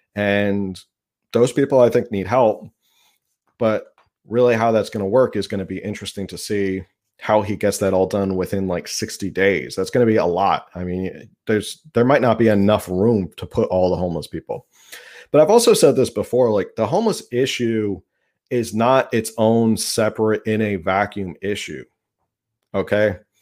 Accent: New Jersey, United States; moved away; I'm from New Jersey. We had Atlantic City

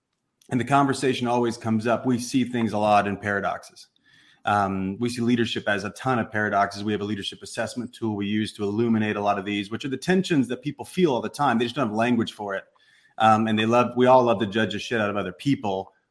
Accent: Southern Illinois, United States; moved away; I came from the Midwest, came from a small town, middle of nowhere, Southern Illinois, great parents, school teachers, the whole thing

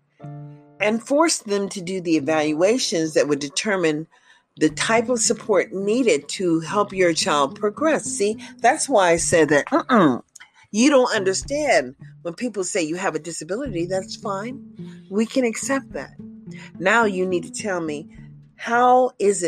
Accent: United States; I'm an American citizen

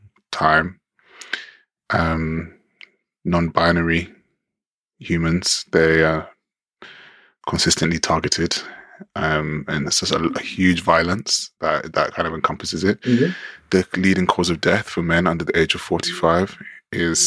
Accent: London, United Kingdom; growing up in London

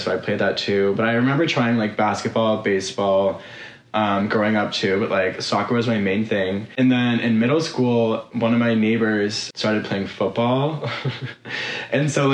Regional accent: South Shore of Boston, Massachusetts, United States; moved away as an adult; now in Los Angeles, United States; I'm from the South Shore of Boston, Massachusetts, born and raised

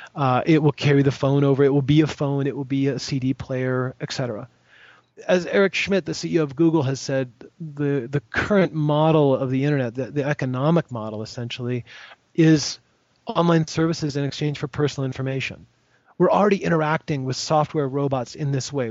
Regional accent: United States; I'm an American

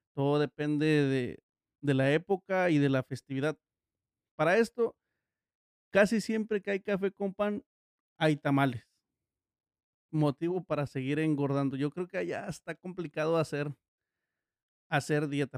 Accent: Miahuatlán de Porfirio Díaz, Oaxaca, Mexico; yo soy de, de Miagua York. de Porfirio Díaz. O para los locales de Miagua Rancho. Este a su vez es un distrito de Oaxaca

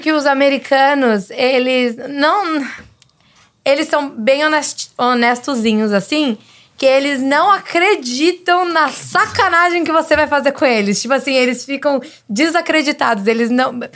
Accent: Brazil; also born or lived in San Francisco Bay Area, United States; now in United States; eu sou do Brasil, falo espanhol

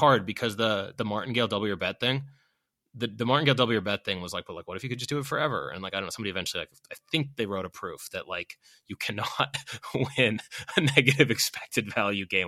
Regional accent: Boston, Massachusetts, United States; I'm from Boston

